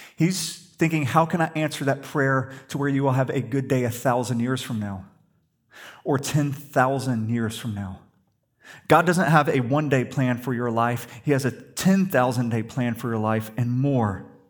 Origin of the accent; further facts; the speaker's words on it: the South, United States; we grew up in the South, we're Christians